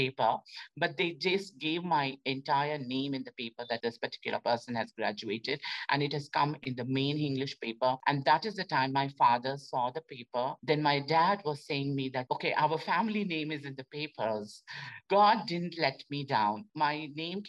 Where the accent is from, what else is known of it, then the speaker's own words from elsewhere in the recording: India; moved away as an adult; I was selected from India.